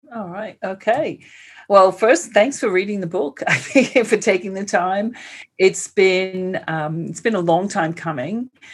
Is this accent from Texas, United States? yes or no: no; New York City, New York, United States; accent: New York; moved away as an adult; now in Australia; I was born and raised in Queens, and I spent most of my life there